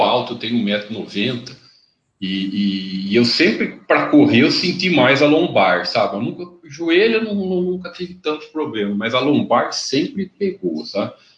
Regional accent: interior of São Paulo, Brazil; Eu sou aqui do, do, do interior de São Paulo

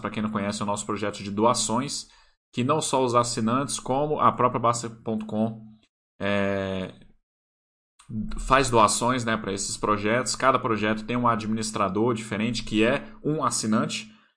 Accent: Brasília, Federal District, Brazil; Brasília, onde eu moro, né? Onde eu nasci

